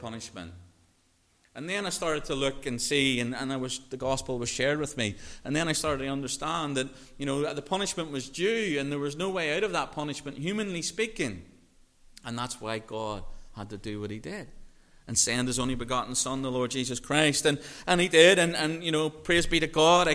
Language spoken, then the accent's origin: English; Northern Ireland, United Kingdom; growing up in Northern Ireland